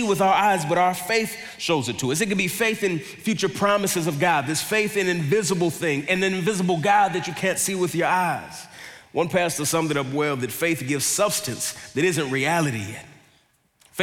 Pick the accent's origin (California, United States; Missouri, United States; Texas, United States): Texas, United States; Dallas; I grew up in Dallas